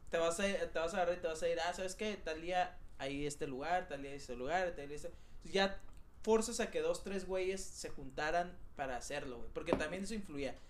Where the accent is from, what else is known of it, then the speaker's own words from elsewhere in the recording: Mexico; soy el único mexicano que trabaja en la empresa en la que trabajo